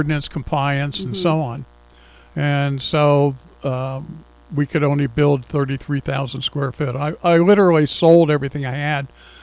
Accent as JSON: {"language": "English", "town": "Columbus", "region": "Ohio", "country": "United States", "tie": "born or raised there", "also_born_or_lived": "New Jersey", "moved": "as an adult", "lives_now": "Central Pennsylvania, United States", "said": "I grew up in Columbus, Ohio"}